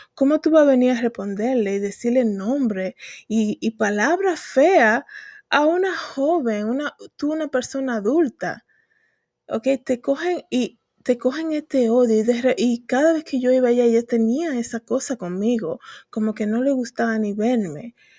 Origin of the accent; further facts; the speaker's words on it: Dominican Republic; moved away; hablan la gente en mi país de Santo Domingo